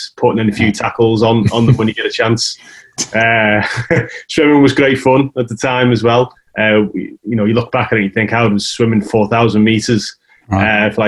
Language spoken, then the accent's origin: English; Douglas, Isle of Man; born or raised there; moved away as an adult; also born or lived in Birkenhead / Castletown / Sunderland